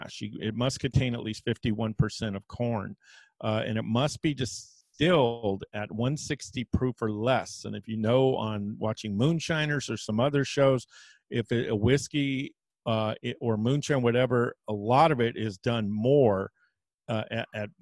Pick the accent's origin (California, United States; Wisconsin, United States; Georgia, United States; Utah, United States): California, United States; Napa Valley; now in New Orleans, United States; I'm from the Napa Valley